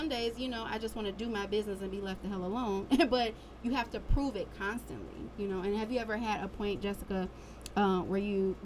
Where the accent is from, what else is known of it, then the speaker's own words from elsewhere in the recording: Detroit, Michigan, United States; also born or lived in Florida; I'm from Detroit.